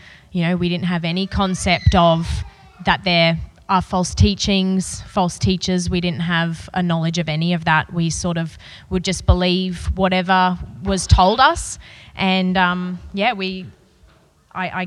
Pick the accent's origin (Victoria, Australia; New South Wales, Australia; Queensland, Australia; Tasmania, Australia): Queensland, Australia; Brisbane; I grew up in Brisbane in a really loving